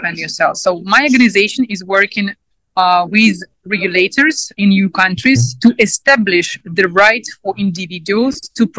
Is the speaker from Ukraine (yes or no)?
yes; Sevastopol, Ukraine; English is a second language; moved away; I came from Ukraine, from Sevastopol. This is occupied territory of Crimea by Russian Federation for the moment. I had quite difficult childhood